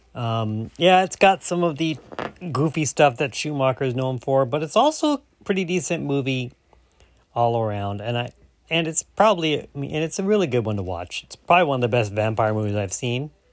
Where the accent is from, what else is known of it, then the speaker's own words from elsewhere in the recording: Louisiana, United States; I'm from Louisiana